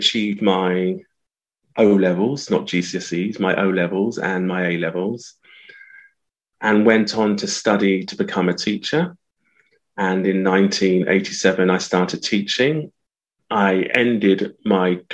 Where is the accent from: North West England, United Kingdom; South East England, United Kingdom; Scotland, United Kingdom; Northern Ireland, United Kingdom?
South East England, United Kingdom; Southampton; I was born in the early 60s in Southampton